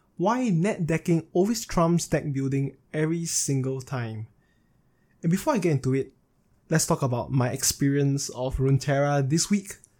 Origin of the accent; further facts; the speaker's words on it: Singapore; I was settled down in Singapore, which is my home state, if you guys are not aware, I'm from Singapore.